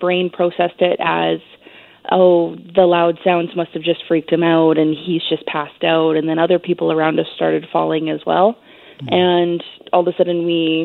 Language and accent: English; British Columbia, Canada; As a Canadian, we're not used to gun violence